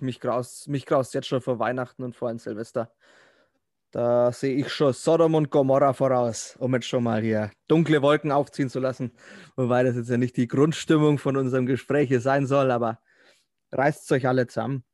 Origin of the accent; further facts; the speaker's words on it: Herzogenaurach, Bavaria, Germany; Bin aus Herzogenaurach, also ah, nicht gar so weit weg von Nürnberg. Franke